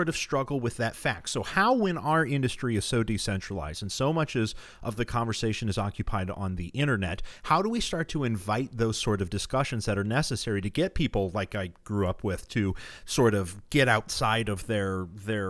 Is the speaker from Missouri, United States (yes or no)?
yes; Missouri, United States; moved away; also born or lived in St. Louis, Missouri; I was born in St. Louis, Missouri, and my parents got white flight and fled to the suburbs, and I grew up in the county in Missouri that just went for Trump by the widest margin in 2016